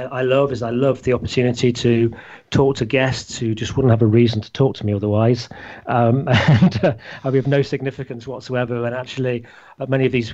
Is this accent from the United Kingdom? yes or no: yes; Leicestershire, East Midlands, United Kingdom; in our hometown in Leicestershire, or my hometown of Leicestershire